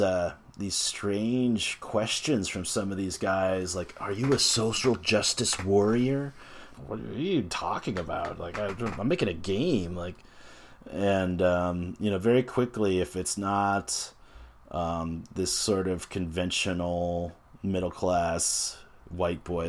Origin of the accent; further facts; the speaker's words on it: United States; as an American